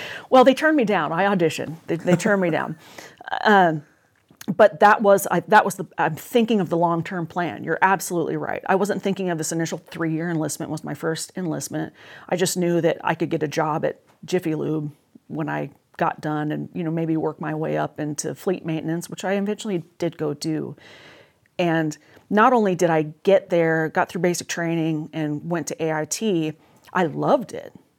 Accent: Salem, Oregon, United States; I was born and raised in Salem, Oregon

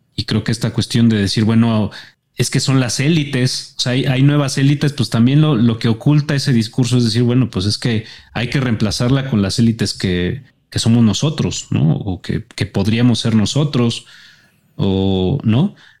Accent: Mexico; como ciudadano mexicano

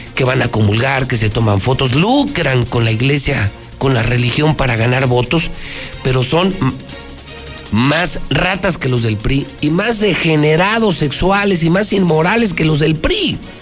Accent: Aguascalientes, Mexico; La tasa de desempleo es más alta aquí que en el país. Somos de los estados más inseguros

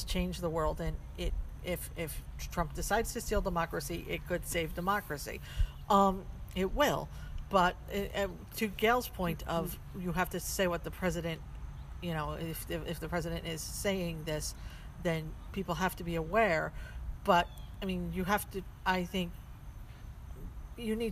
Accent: United States; as an American

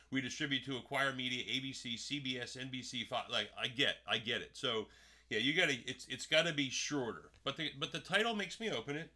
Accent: Paulsboro, New Jersey, United States; I grew up in Jersey.

